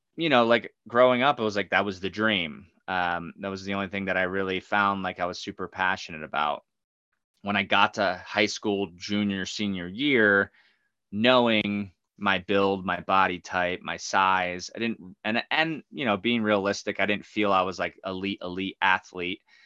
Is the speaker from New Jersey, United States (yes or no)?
yes; New Egypt, New Jersey, United States; I grew up in New Egypt, New Jersey, super mm-hmm. small towns, like right in the dead center of New Jersey